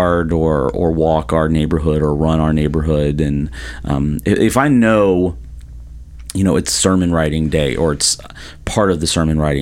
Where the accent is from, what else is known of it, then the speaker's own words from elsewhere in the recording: the South, United States; now in Florida, United States; I'm from the South